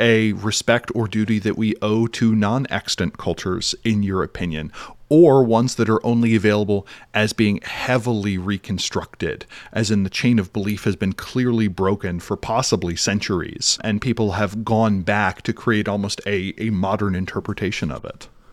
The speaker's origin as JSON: {"language": "English", "town": "Philadelphia", "region": "Pennsylvania", "country": "United States", "said": "as a Philadelphian"}